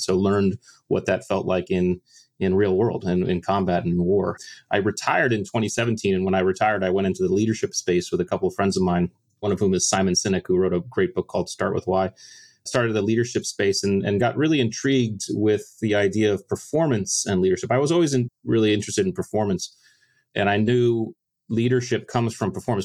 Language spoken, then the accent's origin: English; Connecticut, United States; I grew up in the States in Connecticut and joined the Navy in 1996.